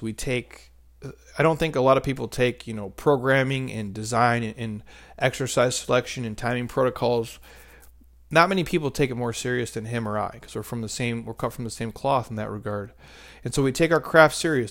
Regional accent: Midwest, United States; I'm a middle-aged, uh, married dude, and I'm from the Midwest

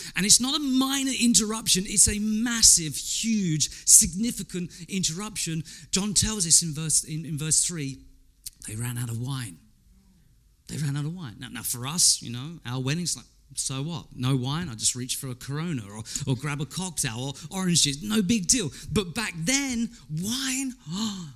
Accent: England, United Kingdom; I'm English

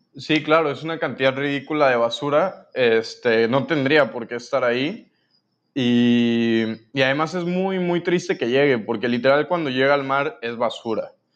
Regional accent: Mexico City, Mexico; moved away as an adult; now in Cancún, Mexico; yo soy de la Ciudad de México. Este, llegué a vivir a Cancún hace cuatro años

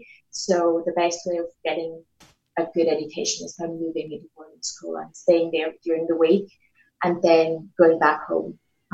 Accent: Italy; English is a second language; now in United Kingdom; So I generally always answer it by saying I'm from Italy. And then people immediately go like, oh, hey, but you don't sound Italian.

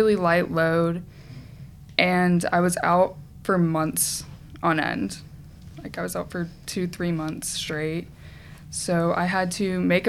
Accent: Chattanooga, Tennessee, United States; I'm from Chattanooga

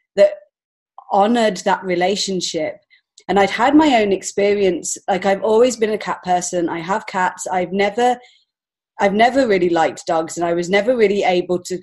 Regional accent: England, United Kingdom; moved away as an adult; now in Montreal, Canada; I'm actually from England originally, so I've only been here five years

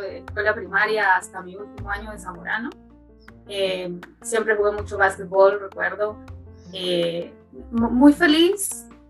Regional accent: Tegucigalpa, Francisco Morazán, Honduras; moved away; yo soy de Tegucigalpa, yo nací y crecí en Tegucigalpa

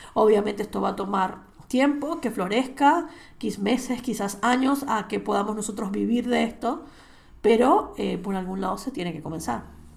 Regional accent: Venezuela; moved away as an adult; now in Spain; yo soy española además de ser venezolana

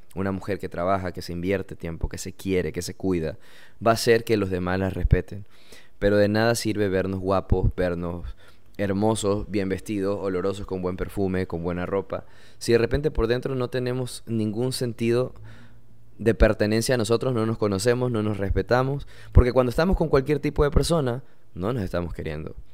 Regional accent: Ecuador; yo soy de Ecuador

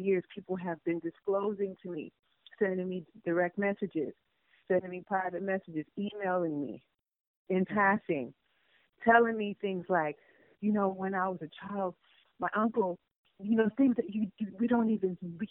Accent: New York, United States; also born or lived in Panama; I grew up in New York. My family moved us to New York when we came from Panama.

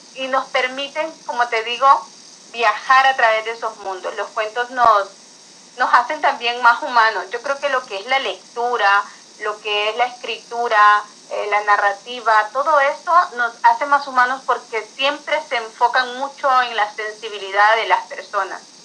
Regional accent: Honduras; no soy de España, soy de Honduras

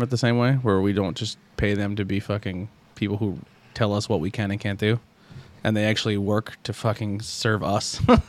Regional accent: Pennsylvania, United States; I'm from Pennsylvania

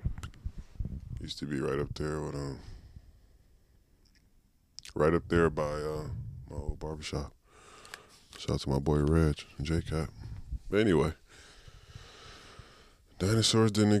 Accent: San Francisco, California, United States; I'm really from Hunters Point.

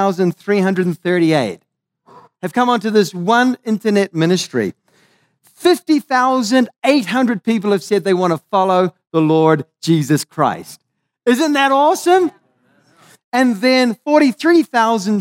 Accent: Maui, Hawaii, United States; I come from Hawaii, so this is bringing a little bit of love, a bit of aloha from Maui

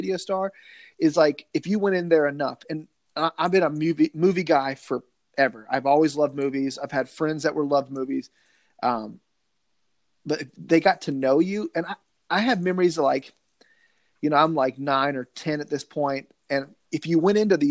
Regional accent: Nashville, Tennessee, United States; I grew up in Nashville, Tennessee

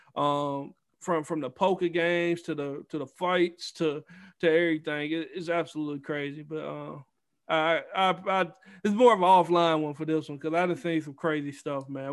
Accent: Goshen, Mississippi, United States; moved away; I'm from Goshen, Mississippi. Small town, uh, on the coast of Mississippi

